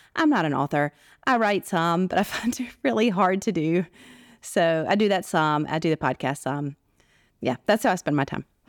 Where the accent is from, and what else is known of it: United States; born or raised there; moved away as an adult; also born or lived in Washington, D.C.; now in Arabian Peninsula